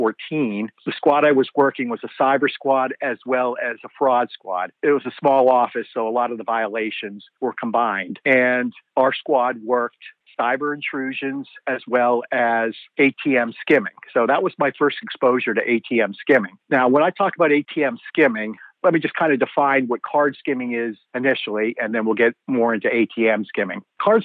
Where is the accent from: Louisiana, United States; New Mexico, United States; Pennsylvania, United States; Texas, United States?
Pennsylvania, United States; also born or lived in Canada; I was born in Canada. I came to the United States when I was 3 years old. My dad was a salesman, so we moved around quite frequently as he went to different territories. I feel my home is Pennsylvania.